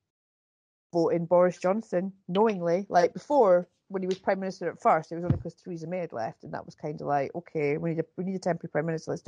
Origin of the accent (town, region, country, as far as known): Scotland, United Kingdom; born or raised there